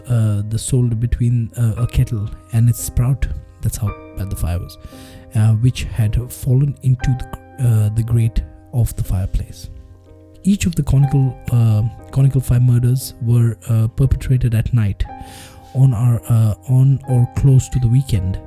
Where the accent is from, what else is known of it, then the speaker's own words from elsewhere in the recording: India; I'm Indian